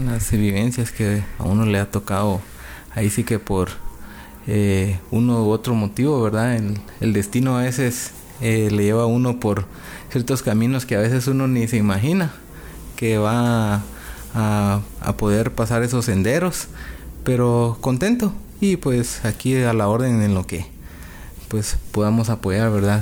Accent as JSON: {"language": "Spanish", "country": "Guatemala", "also_born_or_lived": "California", "moved": "as an adult", "lives_now": "Utah, United States", "said": "salí de Guatemala día lunes"}